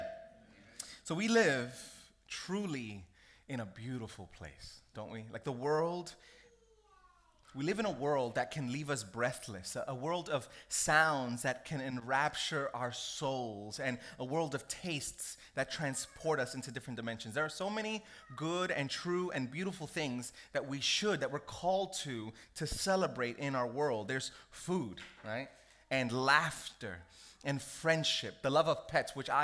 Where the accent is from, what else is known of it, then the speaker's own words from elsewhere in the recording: United States; I grew up in America. I'm Puerto Rican, I have African ancestry.